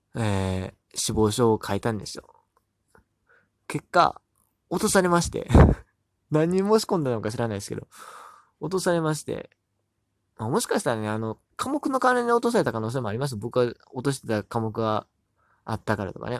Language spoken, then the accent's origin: Japanese; Hyogo, Japan; born or raised there; moved away